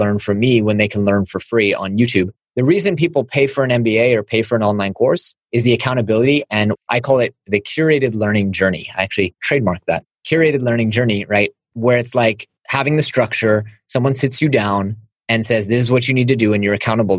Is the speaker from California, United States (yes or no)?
yes; Silicon Valley, California, United States; growing up in Silicon Valley